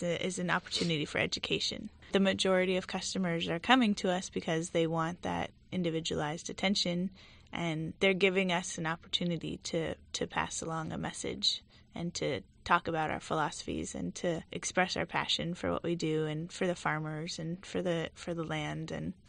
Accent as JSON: {"language": "English", "area": "Marin County", "region": "California", "country": "United States", "tie": "born or raised there", "also_born_or_lived": "Italy", "said": "I grew up in Marin County."}